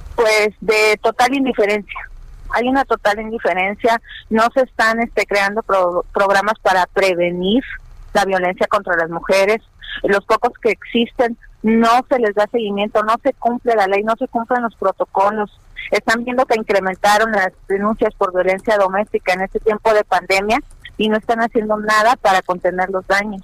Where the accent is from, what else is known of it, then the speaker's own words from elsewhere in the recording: Mexico; somos mexicanos